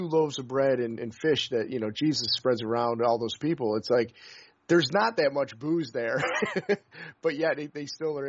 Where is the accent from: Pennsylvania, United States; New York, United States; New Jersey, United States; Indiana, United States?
New York, United States; upstate; moved away; I'm from upstate New York originally